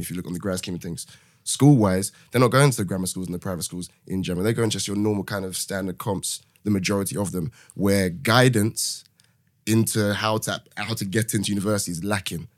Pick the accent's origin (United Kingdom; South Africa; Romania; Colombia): United Kingdom; London; moved away as an adult; now in Manchester, United Kingdom; born and raised in London, currently living in Manchester